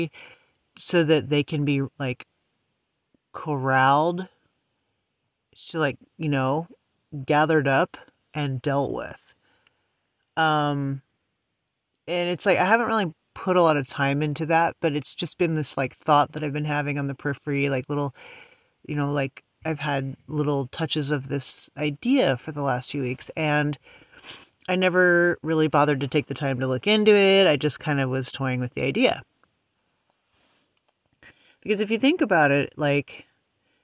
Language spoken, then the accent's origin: English; United States; also born or lived in West Coast; being an American, that's kind of where I'm mainly, you know, I'm tuned into to what's going on here because, you know, I live here